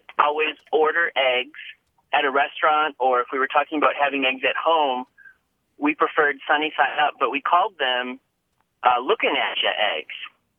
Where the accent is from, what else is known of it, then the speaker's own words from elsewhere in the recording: Menomonie, Wisconsin, United States; now in Madison, United States; I'm calling from Menominee, Wisconsin. Well, I'm originally from Menominee, Wisconsin, but now I live in Madison, Wisconsin.